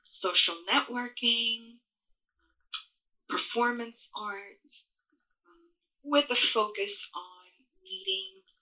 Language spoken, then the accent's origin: English; Portugal; moved away; I was born in Europe, in a small country in Western Europe called Portugal.